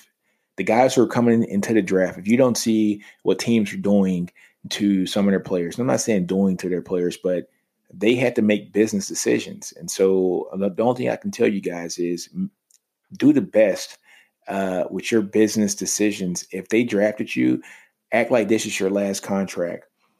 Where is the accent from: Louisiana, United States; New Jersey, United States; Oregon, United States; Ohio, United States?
Louisiana, United States; Shreveport; moved away; also born or lived in Texas; I'm from Shreveport originally